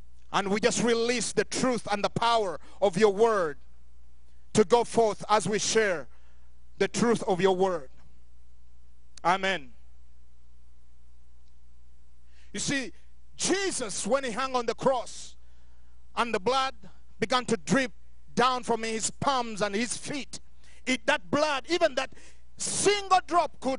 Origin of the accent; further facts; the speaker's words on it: Uganda; now in Montrose, United States; growing up in Uganda, going through wars after wars